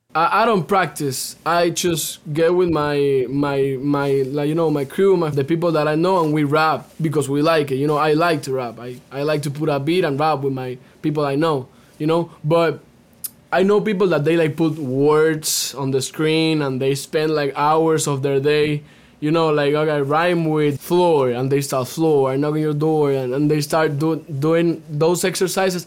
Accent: Cuba; now in United States; I'm native from Cuba

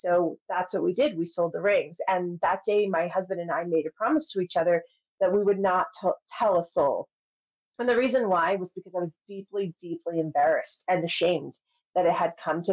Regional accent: New York, United States; I'm from New York

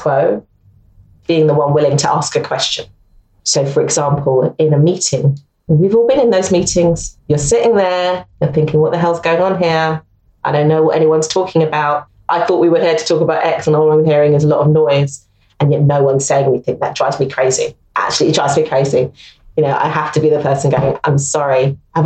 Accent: London, United Kingdom; I'm a Londoner, I love London

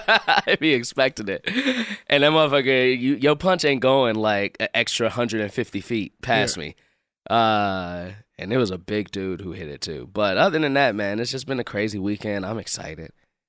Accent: Chicago, Illinois, United States; born or raised there

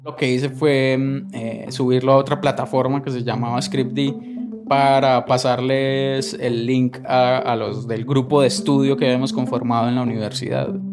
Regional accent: northern Valle del Cauca, Colombia; moved away as an adult; also born or lived in Armenia, Colombia; now in Costa Rica; nací en Colombia, en el norte del valle, una región cafetera

